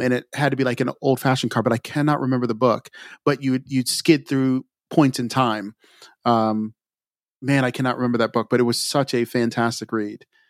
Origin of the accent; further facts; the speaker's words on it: Montgomery County, Maryland, United States; also born or lived in Frederick County, Maryland; I grew up in Montgomery County, which is a little south of where I'm at now